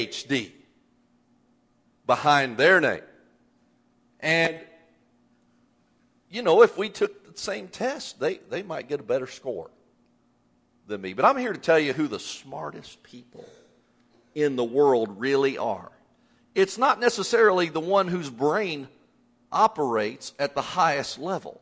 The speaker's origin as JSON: {"language": "English", "region": "Indiana", "country": "United States", "tie": "born or raised there", "moved": "as an adult", "lives_now": "Texas, United States", "said": "having grown up in Indiana."}